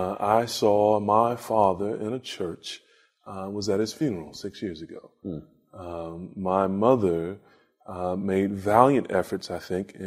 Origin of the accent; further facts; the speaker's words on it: Lexington, North Carolina, United States; moved away; From Lexington, North Carolina.